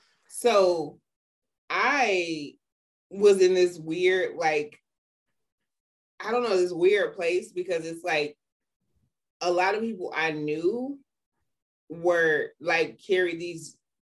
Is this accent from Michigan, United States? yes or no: yes; Detroit, Michigan, United States; moved away; And I was coming from Detroit, so I ain't know shit about none of them because I didn't even know a white child until I was 13.